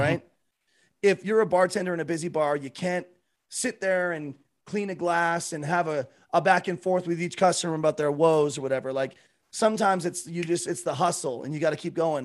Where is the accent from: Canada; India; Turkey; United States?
Canada; I'm from Canada. I live in Calgary, Alberta